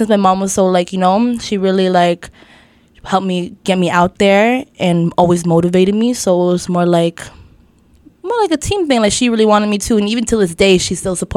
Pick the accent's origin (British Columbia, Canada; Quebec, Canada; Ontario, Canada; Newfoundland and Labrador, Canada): Ontario, Canada; Toronto; I grew up in Scarborough, Scarlem. I've been there for like all my life.